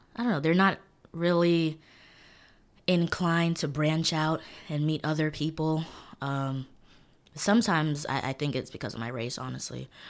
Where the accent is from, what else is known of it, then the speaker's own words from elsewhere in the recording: New York City, New York, United States; I grew up in East New York, Brooklyn